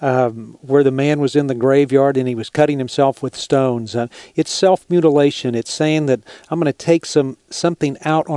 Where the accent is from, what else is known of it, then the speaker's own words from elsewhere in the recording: Texas, United States; I'm from Texas